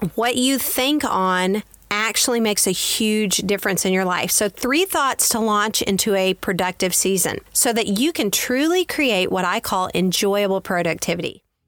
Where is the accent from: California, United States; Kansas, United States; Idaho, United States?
Kansas, United States; also born or lived in Texas; I grew up on a farm in Kansas. I grew up in Texas and then we moved to a farm